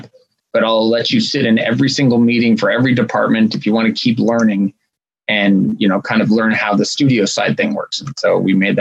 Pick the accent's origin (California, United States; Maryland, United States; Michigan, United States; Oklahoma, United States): California, United States; Los Angeles; I grew up here in Los Angeles, and I was a kind of punk rock kid